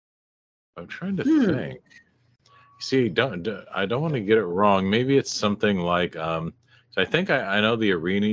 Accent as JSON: {"language": "English", "town": "Seattle", "region": "Washington", "country": "United States", "said": "I'm from this area, from Seattle"}